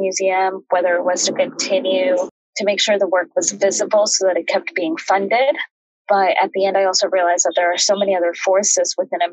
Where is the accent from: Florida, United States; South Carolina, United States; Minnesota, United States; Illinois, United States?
Illinois, United States; Chicago; moved away as an adult; also born or lived in Mexico (family) / Washington; now in New York, United States; I grew up in the Midwest. My family came from Mexico and settled right around the Chicagoland area